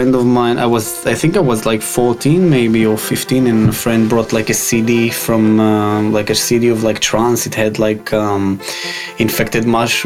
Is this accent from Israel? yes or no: yes; Israel; I'm from Israel, and I'm 26 years old